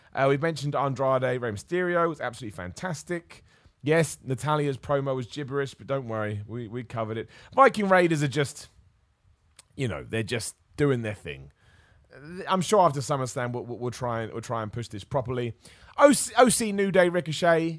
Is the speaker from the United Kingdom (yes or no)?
yes; Luton, East of England, United Kingdom; I'm gonna be in Luton, my hometown